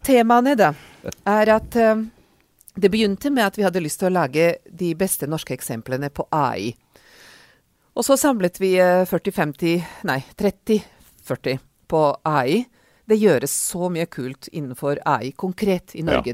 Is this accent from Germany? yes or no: no; Serbia; Norwegian is a second language; also born or lived in Oslo, Norway / Oxford, United Kingdom; now in Norway; jeg er ungarsk, men har vokst opp i Serbia, eller Jugoslavia som det var den gang